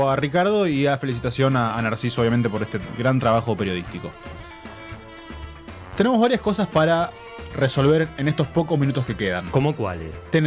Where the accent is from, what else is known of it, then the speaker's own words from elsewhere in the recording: Buenos Aires, Argentina; soy de Capital